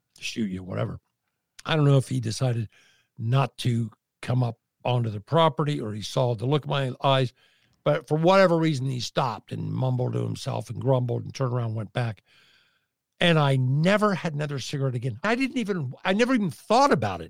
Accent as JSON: {"language": "English", "region": "Midwest", "country": "United States", "tie": "born or raised there", "said": "I was born and raised in the Midwest"}